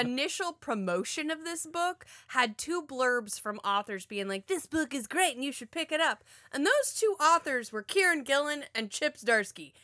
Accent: Florida, United States; I'm from Florida.

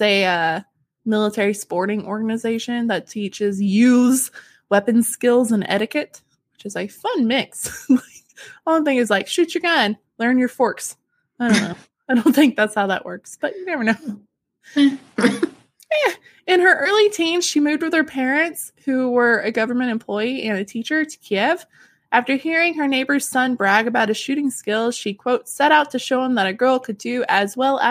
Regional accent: Arkansas, United States

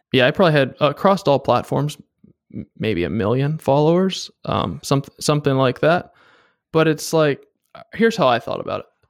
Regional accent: East Coast, United States; moved away as an adult; also born or lived in northern Washington state; now in Washington, United States; I moved out here first to work for Boeing doing aerospace engineering, and I was from the East Coast

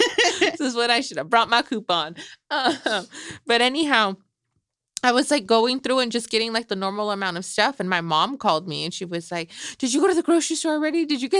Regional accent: Michoacán, Mexico; my chilaquiles are still gonna be on point, girl, because I'm from Michoacan and we put egg in there.

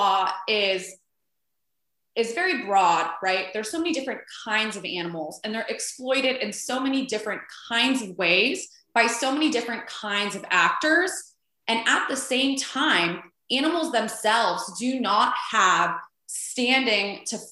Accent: Los Angeles, California, United States; also born or lived in Washington, District of Columbia, United States; I'm from Los Angeles. I live in Los Angeles currently. I did a few year detour living in Washington, DC, but I'm a Los Angelina at heart

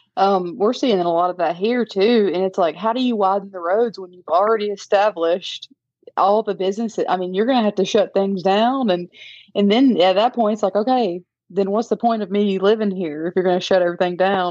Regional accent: Chipley, Florida, United States; accent: southern; moved away as an adult; now in Cookeville, United States; I'm originally from Chipley, Florida. It's about 45 minutes north of Panama City. But I know I sound southern.

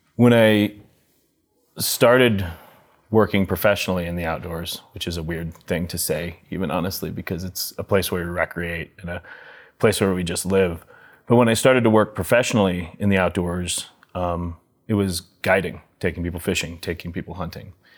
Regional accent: Telluride, Colorado, United States; growing up in Telluride

